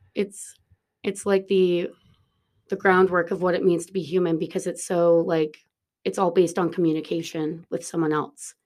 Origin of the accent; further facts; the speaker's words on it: Toronto, Ontario, Canada; moved away as an adult; also born or lived in New York City, United States; now in Dublin, Ireland; I'm from Toronto, uh, and I left Toronto when I was eighteen and moved to New York City